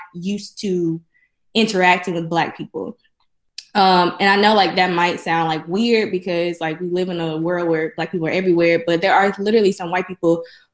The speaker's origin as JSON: {"language": "English", "town": "Jackson", "region": "Mississippi", "country": "United States", "tie": "born or raised there", "said": "I'm from Jackson, so I'm from here"}